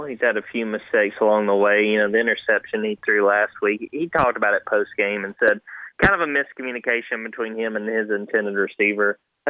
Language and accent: English; North Georgia, United States; growing up in North Georgia